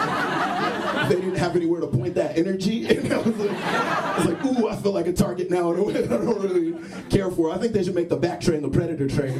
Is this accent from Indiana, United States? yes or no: no; Texas, United States; moved away; I grew up in Texas, and I feel like I grew up in, like, a very homophobic environment